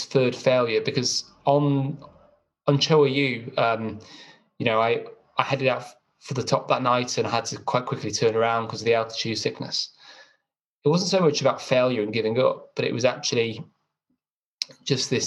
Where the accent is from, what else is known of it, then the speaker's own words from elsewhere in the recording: Chester, North West England, United Kingdom; I had a pretty normal upbringing. I was brought up in Chester.